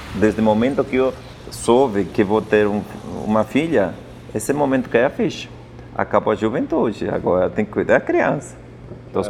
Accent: Apurímac, Peru; Portuguese is a second language; now in São Paulo, Brazil; eu vivi no Ande, onde eu nasci é Apurimac

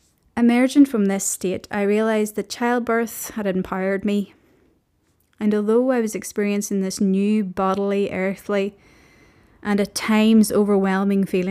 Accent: Omagh, Northern Ireland, United Kingdom; moved away as an adult; also born or lived in Belfast / Liverpool; I was born in Belfast and I grew up in Omagh, County Tyrone, in a big Irish Catholic family

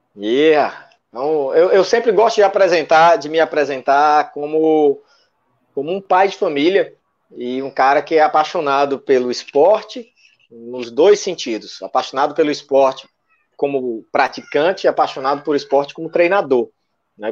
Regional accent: Fortaleza, Ceará, Brazil; Eu sou um cara que, que nasci e me criei na periferia aqui, em Fortaleza.

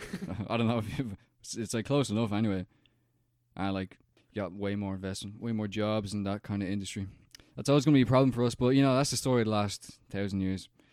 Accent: Ireland

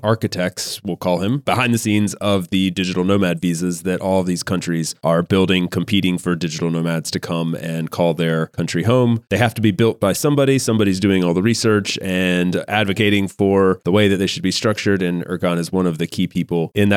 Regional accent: United States; moved away as an adult; now in Europe; I'm an American living over here in Europe

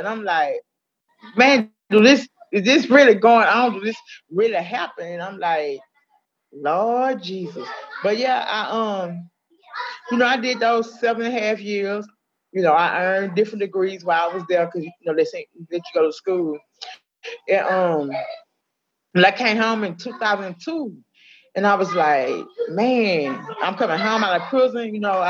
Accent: Allendale, United States; Well, I was born and raised in Allendale. You know, this, you know, a low, you know, high crime, low poverty area.

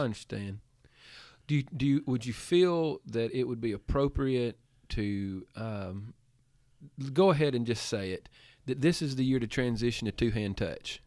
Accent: Giles County, Tennessee, United States; now in Andalusia, United States; Giles County, Tennessee, that's as close as you're gonna get to my hometown

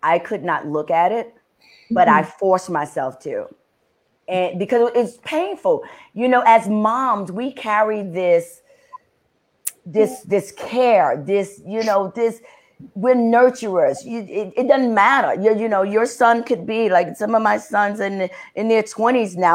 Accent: New York City, New York, United States; being born and raised in the Bronx, in New York

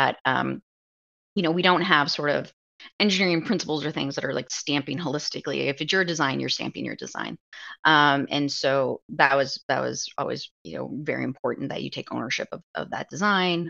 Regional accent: Omaha, Nebraska, United States; we live in Omaha. I'm from Omaha.

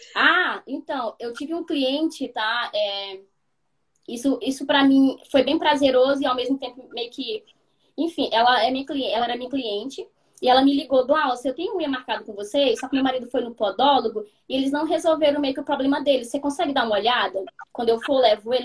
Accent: Maranhão, Brazil; moved away as an adult; now in Melbourne, Australia; eu sou maranhense

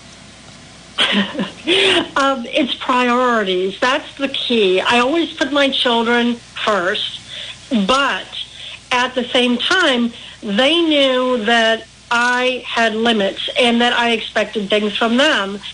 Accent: Milwaukee, Wisconsin, United States; accent: Milwaukee; also born or lived in central Illinois; now in Illinois, United States; I grew up in Milwaukee

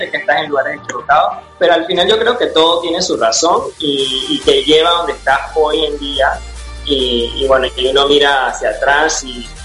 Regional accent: Panama; also born or lived in United States; yo nací en Estados Unidos, me vine a Panamá a una edad muy, muy temprana, casi a los cuatro años

